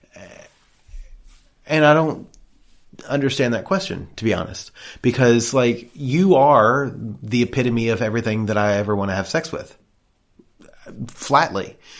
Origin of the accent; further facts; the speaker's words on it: the South, United States; I'm from the South